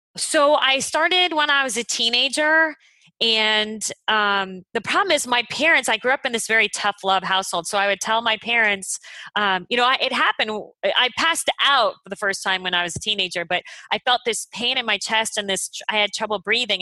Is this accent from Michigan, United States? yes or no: no; Phoenix, Arizona, United States; moved away as an adult; also born or lived in Los Angeles; I grew up in Phoenix or something, it was like 150 degrees in the summer